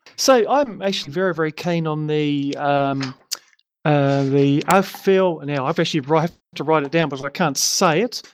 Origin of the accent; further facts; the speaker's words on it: Tasmania, Australia; I'm actually from Tasmania